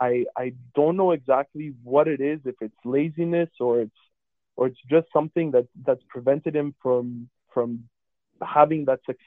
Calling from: Ville-Saint-Laurent, Quebec, Canada; From Ville-Saint-Laurent.

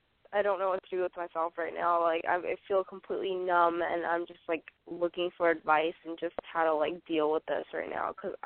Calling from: San Francisco, California, United States; Oh, I'm …. I'm 21 and from San Francisco.

